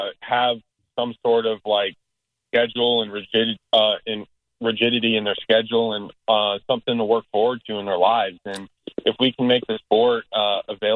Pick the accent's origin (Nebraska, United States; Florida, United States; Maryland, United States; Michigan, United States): Florida, United States; Tampa; three of the participants are born and raised in Tampa